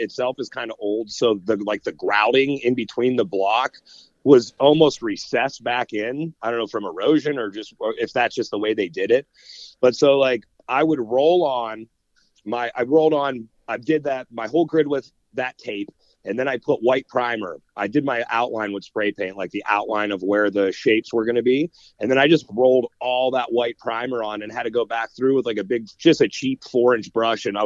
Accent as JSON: {"language": "English", "town": "Austintown", "region": "Ohio", "country": "United States", "tie": "born or raised there", "said": "still in the house that I grew up in Austin Town"}